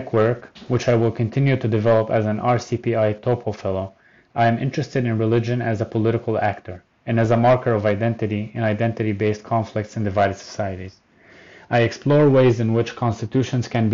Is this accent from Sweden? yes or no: no; Haifa, Haifa District, Israel; I was born in Haifa to a lower-class Palestinian, semi-secular Christian family